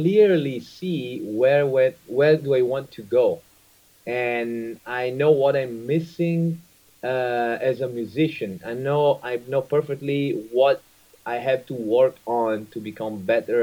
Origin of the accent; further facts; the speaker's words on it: Italy; English is a second language; coming from Italy